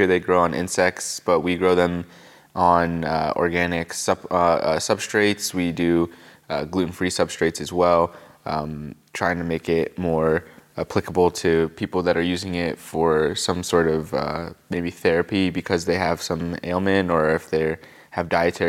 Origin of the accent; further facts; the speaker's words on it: Pennsylvania, United States; now in Asheville, United States; Pennsylvania is where I really lived for most of my time, and so I would really say I'm from Pennsylvania. And I moved down here from Harrisburg, Pennsylvania.